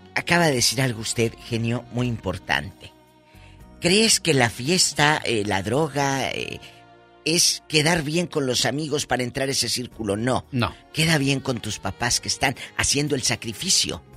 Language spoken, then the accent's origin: Spanish; Matamoros, Tamaulipas, Mexico; allá en, mi tierra, el Matamoros, Tamaulipas